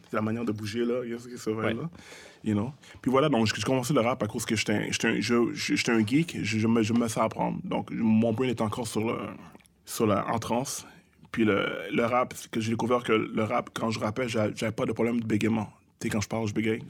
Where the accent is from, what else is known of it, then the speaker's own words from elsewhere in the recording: Montreal, Quebec, Canada; Je viens de Montréal-Nord, je viens de Saint-Michel-Pineuf